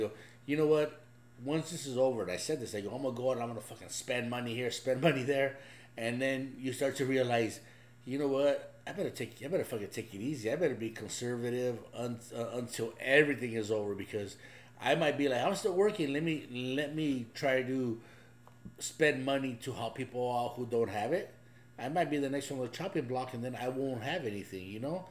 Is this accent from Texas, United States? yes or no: no; Los Angeles, California, United States; also born or lived in Ensenada, Mexico; My wife and I grew up in East